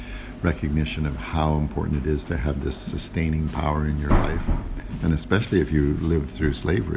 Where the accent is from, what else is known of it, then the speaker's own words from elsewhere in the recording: Toronto, Ontario, Canada; I'm from Toronto, Canada.